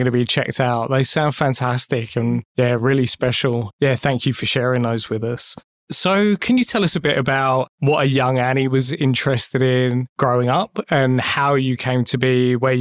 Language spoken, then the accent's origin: English; United Kingdom; born or raised there; moved away